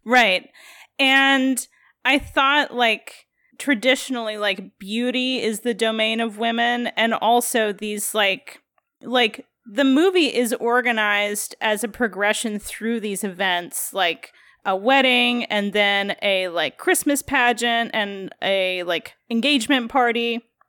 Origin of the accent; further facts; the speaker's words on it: Midwest, United States; As a Midwesterner, like, obviously, we would go to Minneapolis as our, like, big city